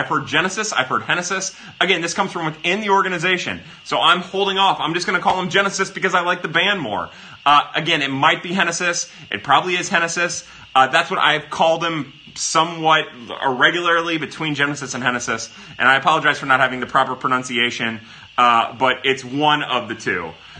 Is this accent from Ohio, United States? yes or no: no; Tennessee, United States; I'm from Tennessee, so I'm legally obligated to say y'all instead of you all, Mr. Missouri.